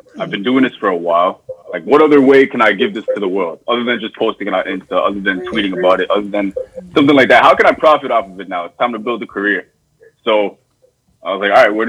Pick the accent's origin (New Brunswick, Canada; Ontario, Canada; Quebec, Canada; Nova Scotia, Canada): Ontario, Canada; Toronto; I'm from Lawrence Heights in Toronto.